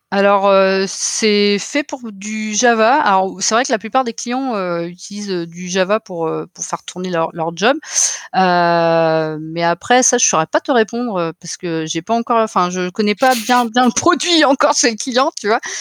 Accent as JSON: {"language": "French", "area": "Finistère", "region": "Brittany", "country": "France", "also_born_or_lived": "Paris", "moved": "yes", "lives_now": "Nantes, France", "said": "je suis originaire du Finistère."}